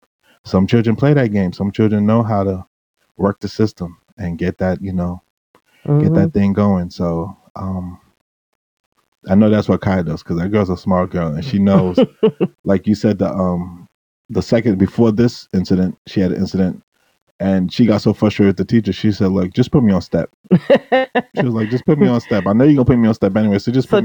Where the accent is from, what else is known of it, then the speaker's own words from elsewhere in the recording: United States; Like the way I was brought up as a Bermudian, even though I was brought up in the States, I was brought up Bermudian.